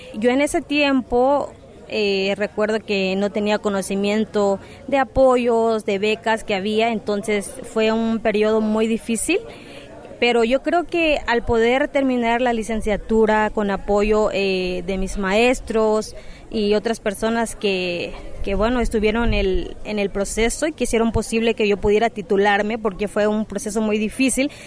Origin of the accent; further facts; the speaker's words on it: Cochoapa, Guerrero, Mexico; moved away as an adult; also born or lived in United States; no solo en Cochuapa, de donde yo vengo